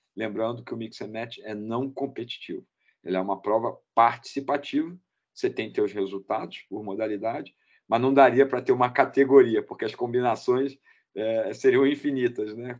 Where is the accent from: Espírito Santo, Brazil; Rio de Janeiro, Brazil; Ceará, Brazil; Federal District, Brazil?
Rio de Janeiro, Brazil; eu sou do Rio de Janeiro